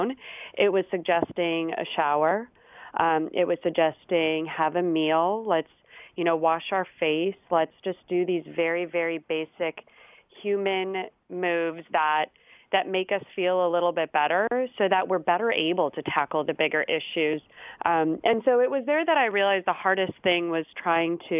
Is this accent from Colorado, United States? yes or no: no; Chicago, Illinois, United States; moved away as an adult; now in San Francisco, United States; I currently am located in San Francisco, but I am a Chicagoan. I'm from Chicago.